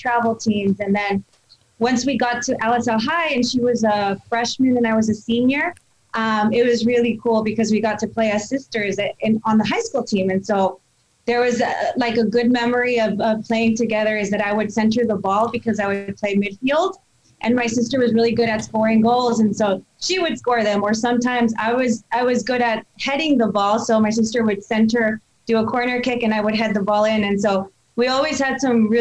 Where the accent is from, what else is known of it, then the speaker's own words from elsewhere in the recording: Salinas, California, United States; moved away; I was born and raised in Salinas